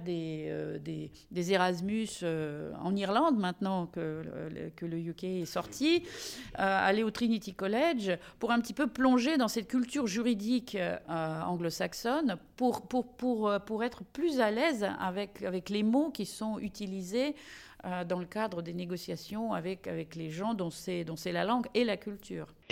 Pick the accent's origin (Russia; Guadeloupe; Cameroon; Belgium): Russia; now in France; en tant que russe